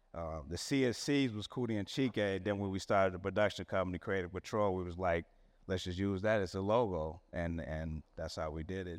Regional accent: Chicago, Illinois, United States; I'm from Chicago, born and raised

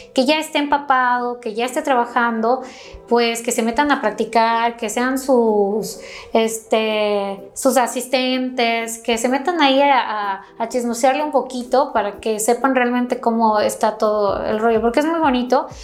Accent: Quito, Pichincha, Ecuador; moved away as an adult; now in Mexico; Soy originaria de Ecuador, de Quito, Ecuador, de la capital

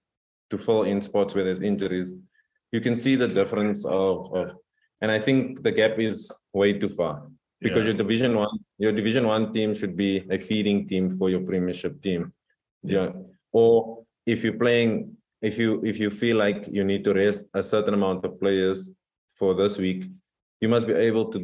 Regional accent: South Africa; moved away as an adult; now in Dubai, United Arab Emirates; I am South African

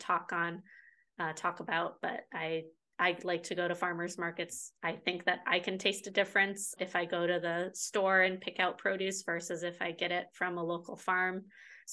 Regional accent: Chicago, Illinois, United States; now in Southern California, United States; where I grew up in the Chicago area, it was cold and freezing for 6 months out of the year

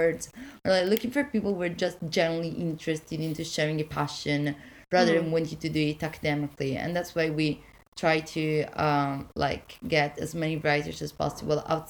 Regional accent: Italy; now in Wales, United Kingdom; I'm from Italy

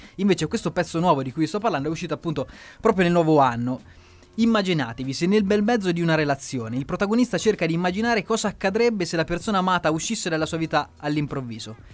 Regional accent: Italy

